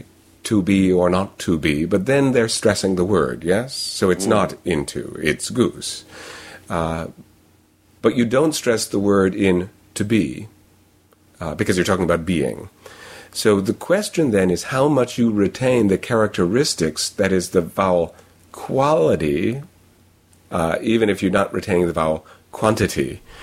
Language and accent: English; New York, United States; accent: New York; maybe if I have other features in my speech that tell them I'm from New York, then that's part of a context. But it sounds like casual speech if I use my own accent